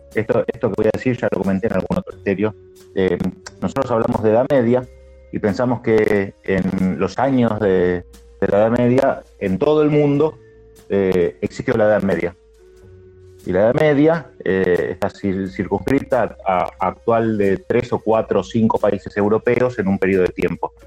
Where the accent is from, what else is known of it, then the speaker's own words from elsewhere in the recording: Argentina; nosotros acá somos argentinos